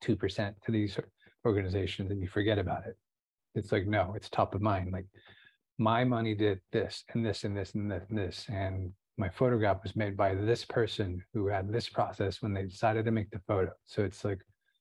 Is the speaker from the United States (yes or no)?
yes; Santa Barbara, California, United States; I was born in Santa Barbara